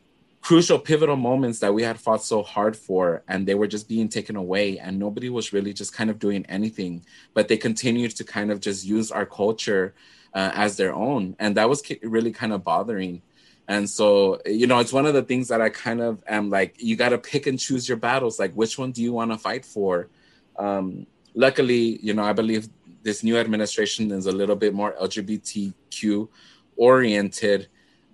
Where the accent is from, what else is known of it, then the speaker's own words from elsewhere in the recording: Dallas, Texas, United States; accent: Chicano; also born or lived in Puerto Rico; I grew up in Oak Cliff